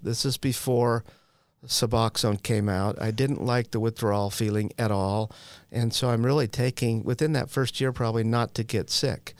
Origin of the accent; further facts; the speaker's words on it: Utah, United States; I'm from Utah.